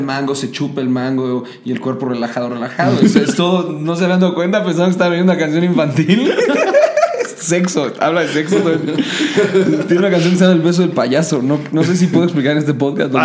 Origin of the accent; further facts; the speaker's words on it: Mexico City, Mexico; soy chilango, estoy paseado y me creo mucho porque soy de la ciudad.